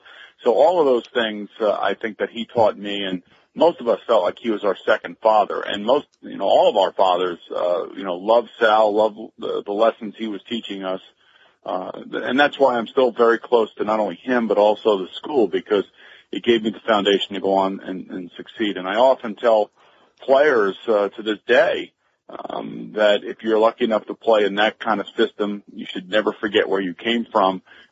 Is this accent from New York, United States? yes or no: yes; New York, United States; I was lucky enough to be traded to the New York Jets, my hometown team, if you will.